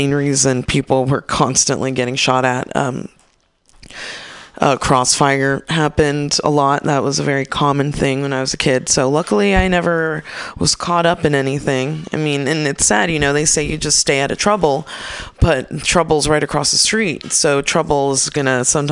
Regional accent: East Palo Alto, California, United States; also born or lived in San Francisco; I'm from the Bay. I grew up in East Palo Alto, which is essentially a mini Oakland

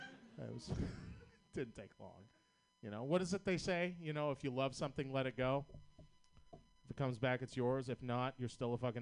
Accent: Boston, Massachusetts, United States; accent: Boston; I'm from Boston, Massachusetts.

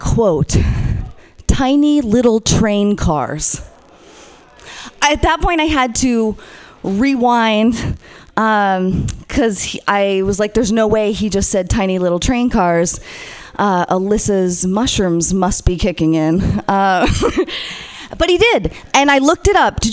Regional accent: New Hampshire, United States; As an honor student growing up in New Hampshire

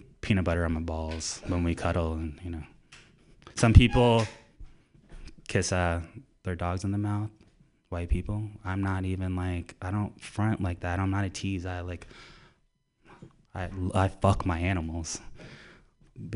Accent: Orlando, Florida, United States; moved away as an adult; I'm from Orlando, Florida.

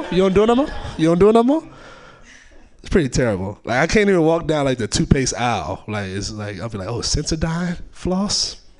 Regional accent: California, United States; even though I'm from the Bay, just like I've been gone for a while

